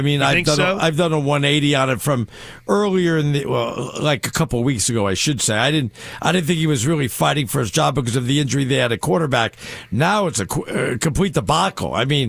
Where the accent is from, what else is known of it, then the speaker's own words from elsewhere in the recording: Los Angeles, California, United States; also born or lived in Bronx, New York; I went to high school, junior high in L.A., you know?